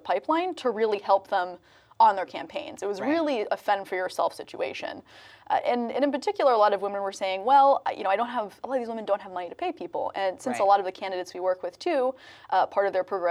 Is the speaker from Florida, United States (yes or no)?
yes; Jacksonville, Florida, United States; now in New York City, United States; I live in New York. I'm originally from Jacksonville, Florida